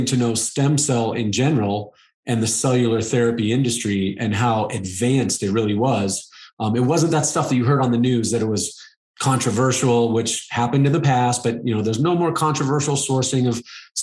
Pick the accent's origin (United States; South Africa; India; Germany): United States; Arizona; I live in Arizona. I grew up in Arizona.